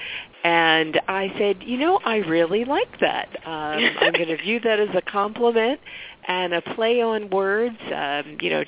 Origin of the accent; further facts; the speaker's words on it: Philadelphia, Pennsylvania, United States; also born or lived in Pittsburgh, Pennsylvania / New Jersey; I'm originally from Philadelphia.